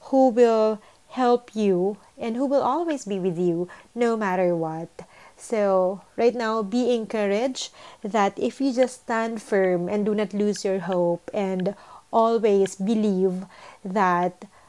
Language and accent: Tagalog; Philippines; moved away; And we are a Filipino.